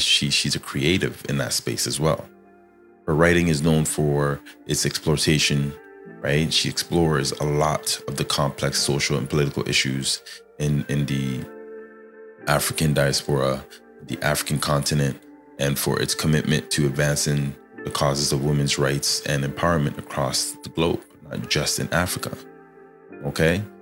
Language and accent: English; Canada; I'm Canadian here